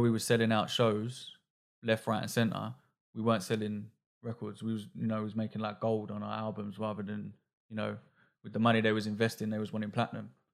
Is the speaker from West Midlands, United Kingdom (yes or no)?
no; London, United Kingdom